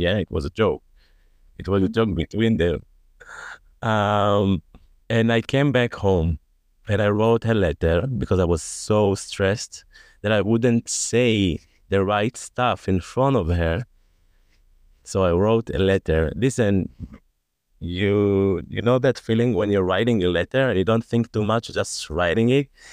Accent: Tel Aviv, Tel Aviv District, Israel; I live in Tel Aviv. I grew up in Tel Aviv. Grew up and raised in Tel Aviv.

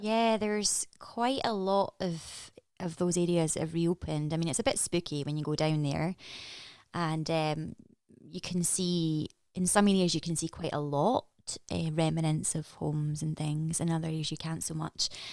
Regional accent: Edinburgh, Scotland, United Kingdom; moved away as an adult; also born or lived in London; I grew up in Edinburgh, and I have lived, I lived in London for six years

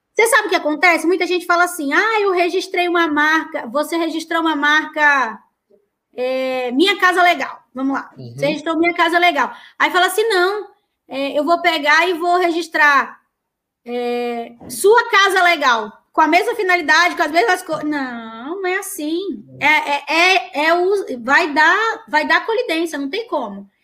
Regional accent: Manaus, Amazonas, Brazil; moved away; also born or lived in Amapá; Eu sou do norte, é, e eu morei muito, eu sou de Manaus, mas eu morei muitos anos no Amapá

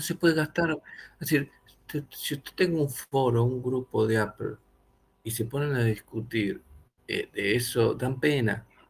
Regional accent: Argentina; yo fabrico teléfono acá en Argentina

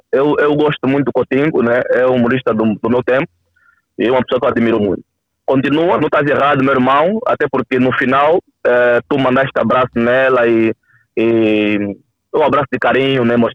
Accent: Cazenga, Luanda Province, Angola

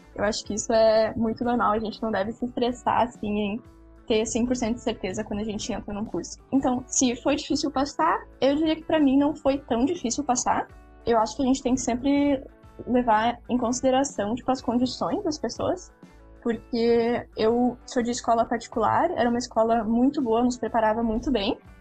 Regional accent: interior of Rio Grande do Sul, Brazil; Eu vim do interior aqui do Rio Grande do Sul

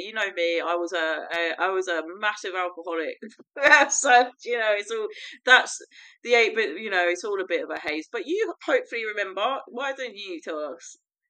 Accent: United Kingdom; moved away as an adult; now in France; Really, so you know, I'm the British one. I'm actually French now. I live in France

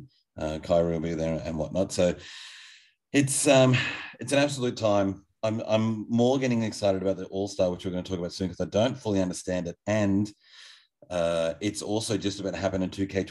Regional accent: Australia; as an Australian person

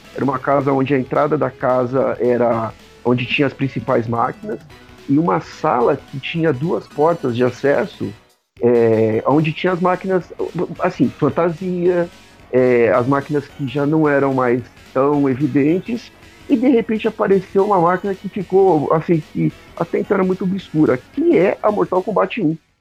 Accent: São Paulo, Brazil; also born or lived in Atibaia; eu cresci em São Paulo, mas eu morei em Atibaia até meus 12, 14 anos

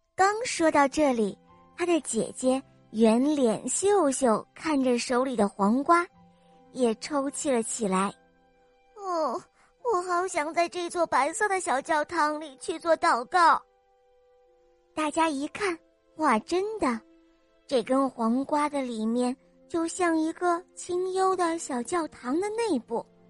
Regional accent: Xi'an, Shaanxi, China; 我今年五岁半了，我来自西安

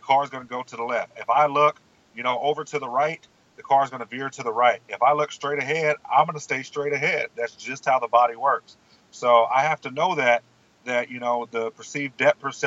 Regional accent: Southern California, United States; now in Texas, United States; We grew up in Southern California

